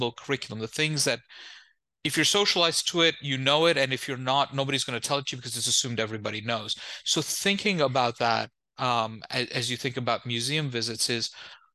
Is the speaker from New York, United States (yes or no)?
yes; New York, United States; I'm the child of immigrants, born and raised in New York